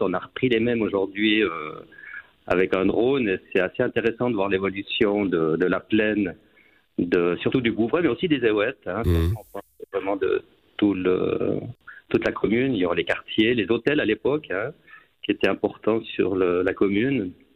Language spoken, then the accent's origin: French; Port-Valais, Valais, Switzerland; now in Saint-Maurice, Switzerland; je suis passionné par mon village natal